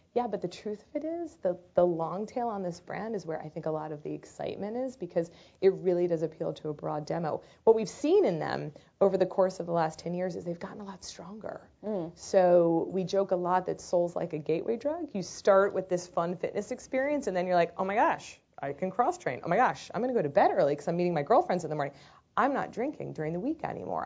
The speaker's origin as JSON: {"language": "English", "town": "Baltimore", "region": "Maryland", "country": "United States", "tie": "born or raised there", "said": "I grew up in Baltimore, Maryland in the early 80s."}